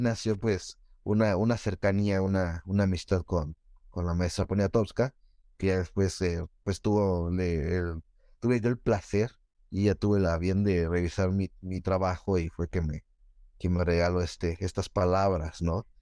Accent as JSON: {"language": "Spanish", "town": "Nezahualcóyotl", "region": "State of Mexico", "country": "Mexico", "tie": "born or raised there", "said": "crecí en Ciudad Neza"}